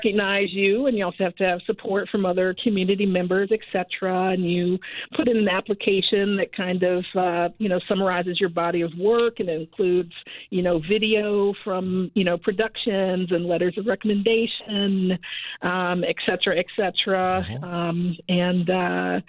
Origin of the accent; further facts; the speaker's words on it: Southern Maryland, United States; also born or lived in Washington, D.C.; I actually was born in D.C. and grew up in Southern Maryland